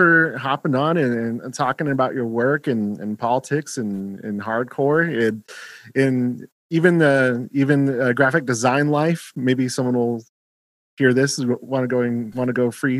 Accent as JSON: {"language": "English", "country": "Germany", "tie": "born there", "said": "I was born in Germany, but I can't speak a lick of it."}